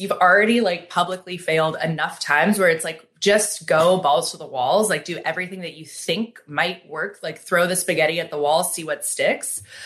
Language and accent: English; Seattle, Washington, United States; now in Los Angeles, United States; growing up in Seattle